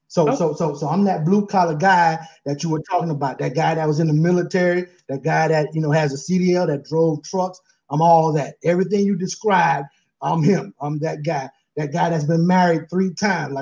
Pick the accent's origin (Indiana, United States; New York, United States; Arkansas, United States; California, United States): California, United States; San Francisco; now in Auburn, United States; I'm from the Fillmore, San Francisco